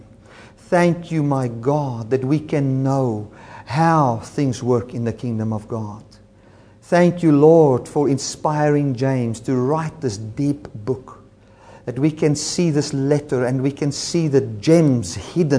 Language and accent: English; South Africa; first language Afrikaans; English is a second language; I'm a South Afrikaans-speaking Boersian